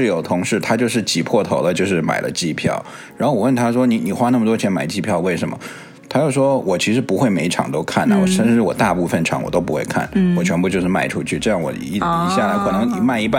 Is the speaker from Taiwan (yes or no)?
no; United States; 我作为一个从小就在美国生活的，